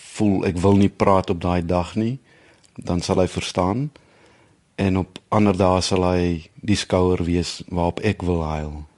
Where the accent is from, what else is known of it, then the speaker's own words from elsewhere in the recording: Villiersdorp, Western Cape, South Africa; moved away as an adult; also born or lived in Bloemfontein / Netherlands; Ek is in die Oos-Kaap gebore het op Villiersdorp groot geword